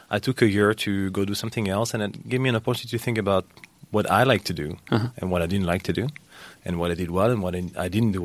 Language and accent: English; France; first language French; English is a second language; moved away as an adult; now in Bay Area, United States; I was born and raised in France, so French